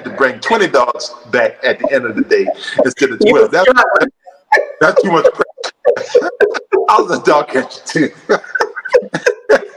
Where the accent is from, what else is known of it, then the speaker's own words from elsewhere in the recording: Florida, United States; also born or lived in Alabama; now in Murfreesboro, United States; So I moved back to Tallahassee, Florida. I was born in Florida